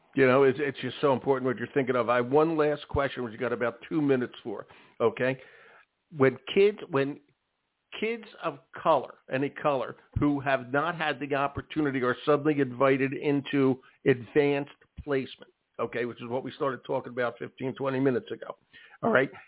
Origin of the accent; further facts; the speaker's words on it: Philadelphia, Pennsylvania, United States; I went to school in Philadelphia, and I went to Overbrook High School